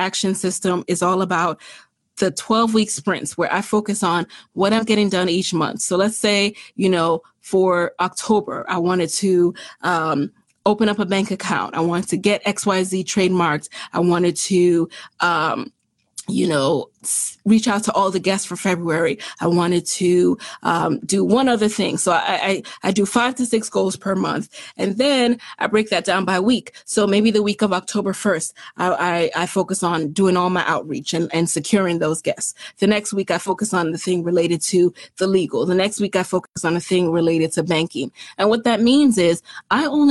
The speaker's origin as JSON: {"language": "English", "town": "New York City", "region": "New York", "country": "United States", "also_born_or_lived": "Jamaica", "said": "I'm from the Bronx and I'm from Jamaica"}